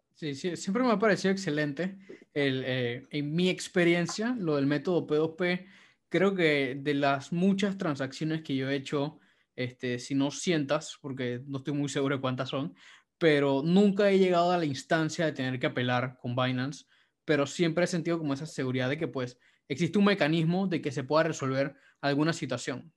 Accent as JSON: {"language": "Spanish", "country": "Panama", "said": "yo soy chino panameño."}